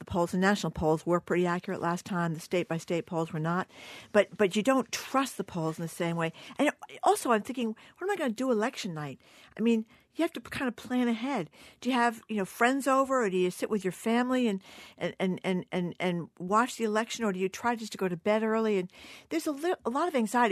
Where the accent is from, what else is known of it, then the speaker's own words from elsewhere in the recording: Fall River, Massachusetts, United States; my hometown of Fall River.